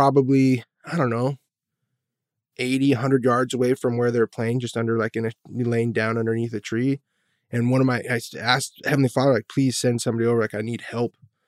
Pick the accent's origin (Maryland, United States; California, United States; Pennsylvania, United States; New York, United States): California, United States; I'm a drug addict. I was born and raised here in Orange County. Grew up a member of the church.